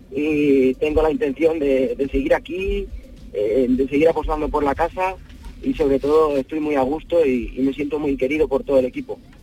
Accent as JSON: {"language": "Spanish", "town": "Lubrín", "region": "Andalusia", "country": "Spain", "also_born_or_lived": "Viator", "moved": "as an adult", "lives_now": "Peñafiel, Spain", "said": "Sí, yo soy de Lubrín"}